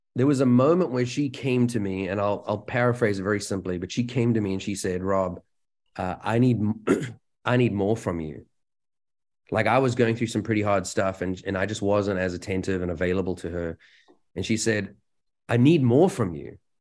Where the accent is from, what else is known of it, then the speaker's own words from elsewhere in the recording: South Africa; moved away; I come from South Africa